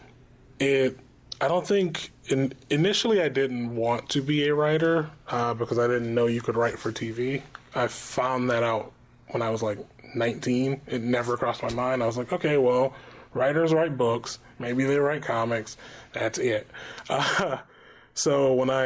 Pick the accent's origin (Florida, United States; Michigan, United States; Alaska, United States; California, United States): Michigan, United States; moved away; I'm from the Midwest, which is not the East Coast